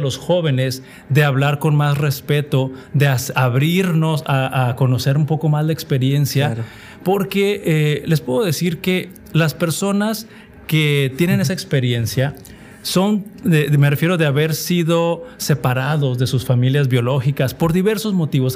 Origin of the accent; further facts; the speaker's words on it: Mexico; como sociedad mexicana, como adventistas o como cristianos